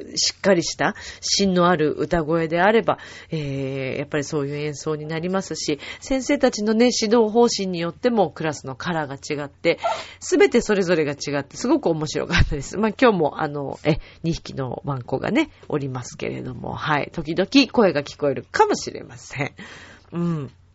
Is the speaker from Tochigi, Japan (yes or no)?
no; Shizuoka, Japan; moved away; also born or lived in Mishima, Shizuoka; 自分が静岡出身